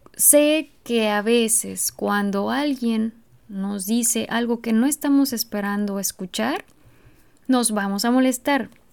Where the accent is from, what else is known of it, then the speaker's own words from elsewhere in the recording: Mexico; en México, por ejemplo, en mi país